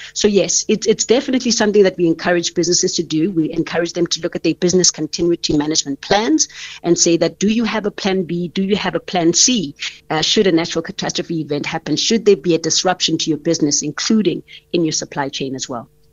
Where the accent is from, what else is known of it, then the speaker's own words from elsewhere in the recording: South Africa; as a South African